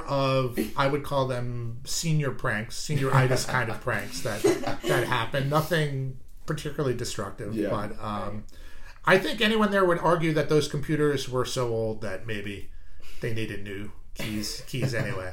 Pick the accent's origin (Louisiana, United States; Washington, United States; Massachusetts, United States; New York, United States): Massachusetts, United States; outside of Boston; I grew up outside of Boston